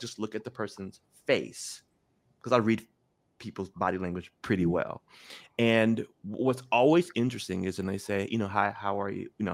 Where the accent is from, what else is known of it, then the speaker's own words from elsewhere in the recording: Memphis, Tennessee, United States; I grew up in Memphis